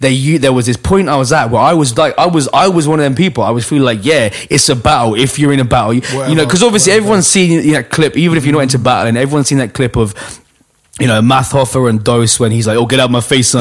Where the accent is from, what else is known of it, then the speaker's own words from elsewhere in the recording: London, United Kingdom; I grew up in Hackney on the back streets